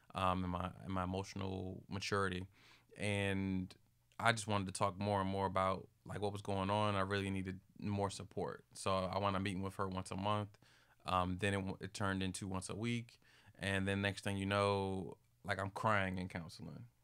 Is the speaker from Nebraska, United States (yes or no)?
no; Capitol Heights, Maryland, United States; I'm from Capital Heights, Maryland